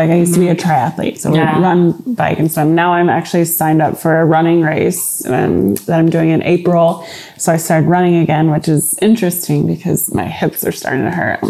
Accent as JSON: {"language": "English", "region": "Indiana", "country": "United States", "also_born_or_lived": "Los Angeles / Austin", "moved": "yes", "said": "I'm from Indiana."}